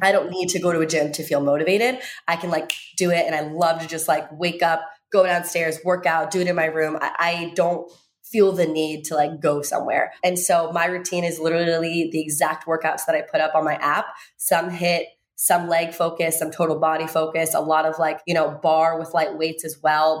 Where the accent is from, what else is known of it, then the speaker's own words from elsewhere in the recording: Virginia, United States; where I grew up in Virginia